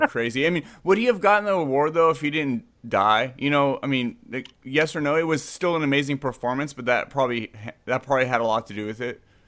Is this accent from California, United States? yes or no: yes; San Jose, California, United States; moved away; I grew up, I grew up in Santa Clara, San Jose.